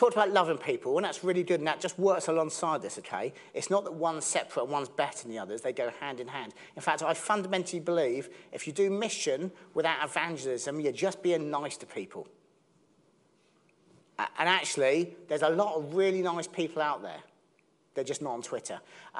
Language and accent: English; Southampton, South East England, United Kingdom; I'm from Southampton